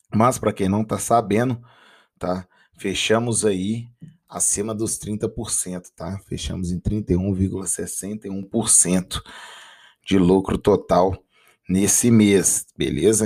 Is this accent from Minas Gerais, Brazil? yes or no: yes; Minas Gerais, Brazil; minha terrinha